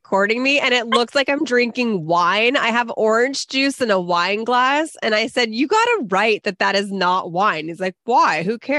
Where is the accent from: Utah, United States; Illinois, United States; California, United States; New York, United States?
California, United States; Bay Area; now in Los Angeles, United States; I'm from the Bay Area. Like, yeah, I've lived here a long time